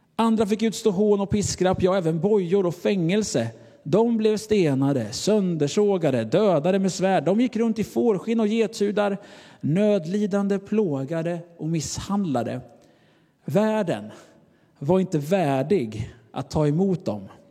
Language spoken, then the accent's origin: Swedish; Sweden; Jag är av svensk nationalitet